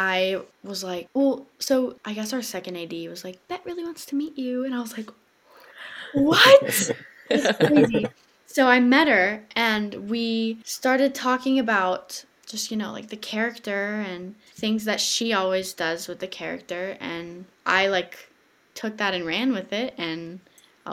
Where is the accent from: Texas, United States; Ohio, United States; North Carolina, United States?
Texas, United States; doing community theater in my hometown in Texas